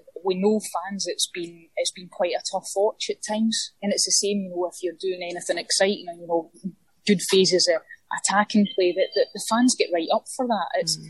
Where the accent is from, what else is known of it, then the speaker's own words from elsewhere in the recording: Scotland, United Kingdom; I'm passionate about my country, Scotland.